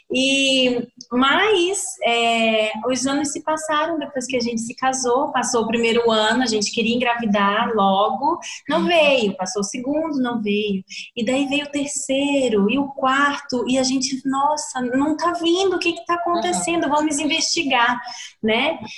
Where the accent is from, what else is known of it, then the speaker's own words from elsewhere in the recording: Amazonas, Brazil; now in Rio Grande do Sul, Brazil; nós somos é, brasileiros brasileiros do norte do Brasil, do Amazonas